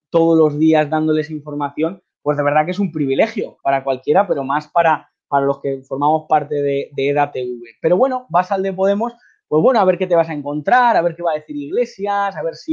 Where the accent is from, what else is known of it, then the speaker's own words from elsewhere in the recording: Spain; Pues eso me, caracteriza como español y como persona que quiero contar la verdad y como periodista